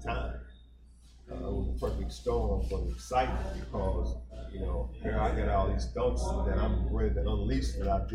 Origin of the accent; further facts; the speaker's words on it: Louisville, Kentucky, United States; me as a piano player growing up in Louisville